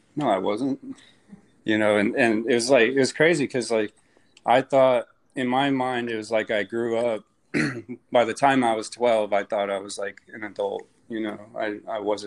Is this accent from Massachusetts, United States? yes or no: no; Phoenix, Arizona, United States; moved away as an adult; now in Jacksonville, United States; I'm from Phoenix, Arizona.